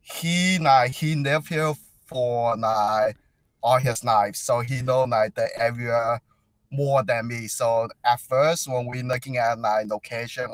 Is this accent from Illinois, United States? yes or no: yes; Chicago, Illinois, United States; I grew up in Chicago